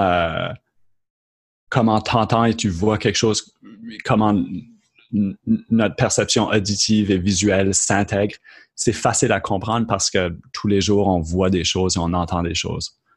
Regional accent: Moncton, New Brunswick, Canada; accent: Acadian; moved away as an adult; also born or lived in Lennoxville, Quebec; je suis originaire de Moncton au Nouveau-Brunswick

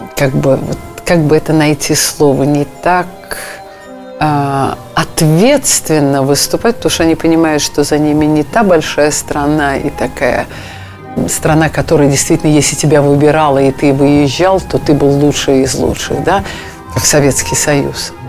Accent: Russia

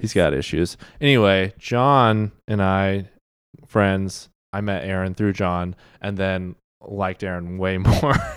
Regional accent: Wichita, Kansas, United States; moved away as an adult; also born or lived in Missouri; now in Kansas City, Missouri, United States; We're both Kansans originally.

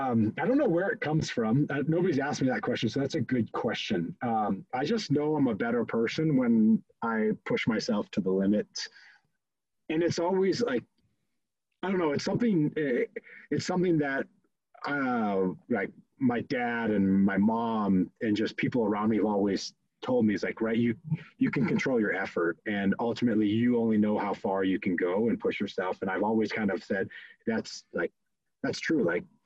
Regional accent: Fort Collins, Colorado, United States; also born or lived in Midwest; Oh, I grew up all over the place, honestly. Midwest boy, kind of through and through. My dad was in corporate America, and we moved around a bunch until ultimately like fifth grade. And fifth grade landed in Fort Collins, Colorado, stayed there through high sch

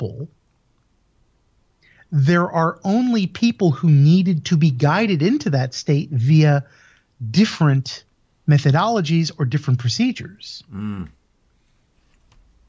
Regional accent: United States; moved away as an adult; also born or lived in Europe; I'm originally from the States

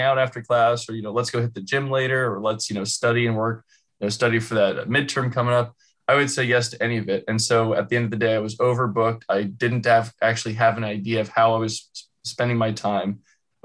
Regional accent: California, United States; I'm from California, born and raised

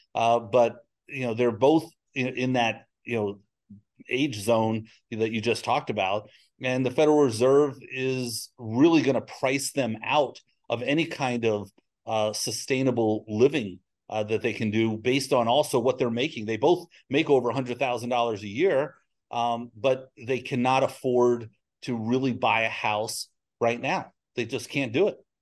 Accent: New York, United States; now in Texas, United States; I'm from New York

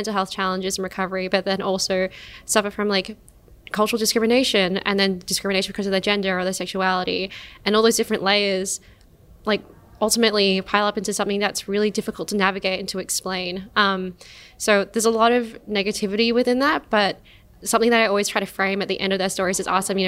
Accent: Perth, Western Australia, Australia; now in Melbourne, Australia; I grew up in Perth in a really, honestly, like really, really white little suburb

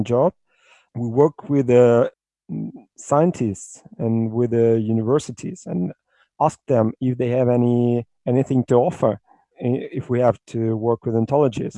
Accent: Russia; I'm from Russia

